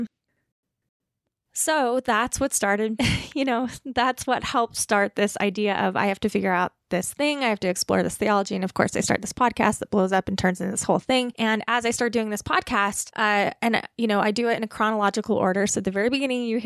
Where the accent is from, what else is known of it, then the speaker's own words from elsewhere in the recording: Utah, United States; I come from Utah Mormon white American culture and tradition